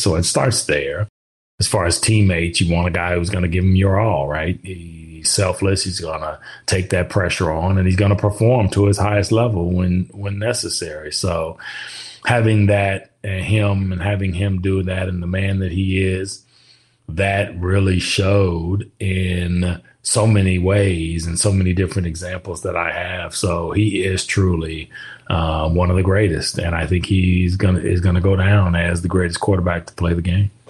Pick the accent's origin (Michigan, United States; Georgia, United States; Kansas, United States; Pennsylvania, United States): Kansas, United States; moved away as an adult; growing up in Kansas, again, you're a Midwestern kid